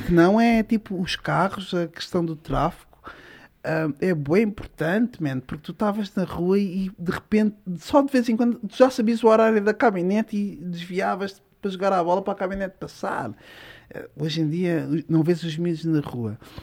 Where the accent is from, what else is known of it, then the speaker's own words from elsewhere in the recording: Odivelas, Lisbon, Portugal; Eu cresci em Odivelas, eh, num bairro tranquilo